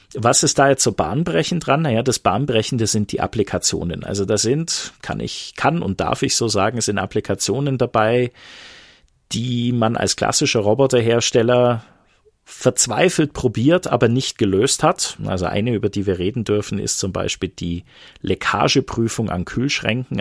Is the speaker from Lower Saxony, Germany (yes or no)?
no; Bavarian Swabia, Germany; Ich bin bayerischer Schwabe